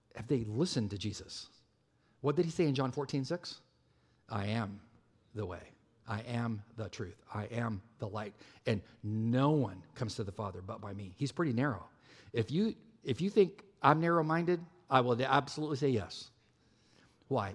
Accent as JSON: {"language": "English", "region": "California", "country": "United States", "moved": "yes", "said": "I am from California"}